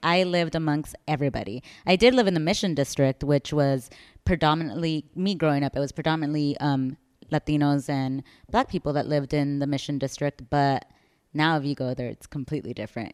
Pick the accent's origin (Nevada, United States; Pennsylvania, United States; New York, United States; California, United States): California, United States; San Francisco; moved away as an adult; also born or lived in El Salvador; now in Chicago, United States; I'm originally from San Francisco.